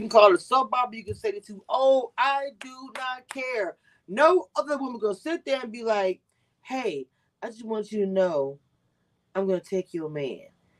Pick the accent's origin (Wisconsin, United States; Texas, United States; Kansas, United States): Texas, United States; also born or lived in Louisiana; Not from the South. I'm from Texas and from Louisiana.